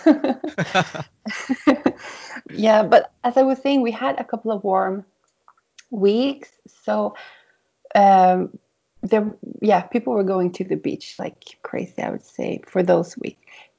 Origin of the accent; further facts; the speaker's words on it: Malmö, Skåne, Sweden; I'm from Malmo in the south of Sweden.